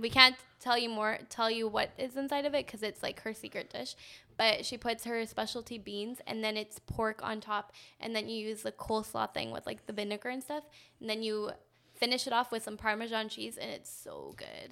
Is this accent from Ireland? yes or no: no; Canada; growing up in Canada